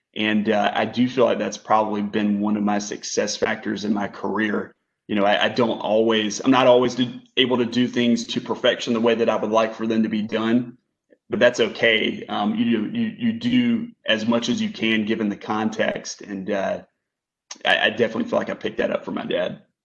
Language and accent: English; Kinston, North Carolina, United States; I grew up in a small town in North Carolina called Kinston